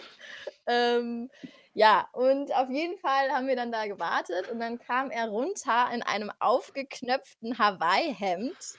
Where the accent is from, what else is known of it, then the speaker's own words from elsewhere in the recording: Frankfurt am Main, Hesse, Germany; moved away as an adult; now in Munich, Germany; ich komme eigentlich aus Frankfurt am Main, bin seit zweieinhalb Jahren jetzt hier in München